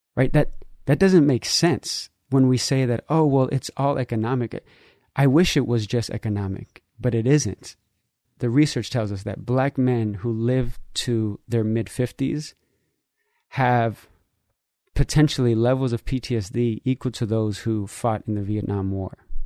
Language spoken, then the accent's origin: English; San Francisco, California, United States; also born or lived in Nicaragua (family origin); I grew up in San Francisco